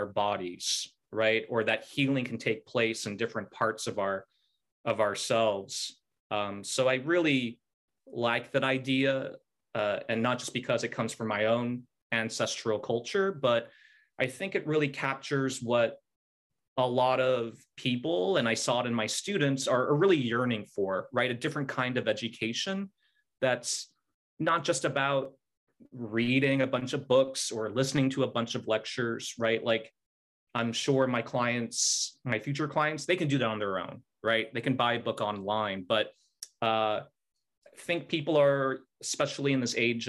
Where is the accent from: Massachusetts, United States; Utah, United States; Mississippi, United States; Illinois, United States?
Utah, United States; Salt Lake City; moved away; I grew up in Salt Lake City, Utah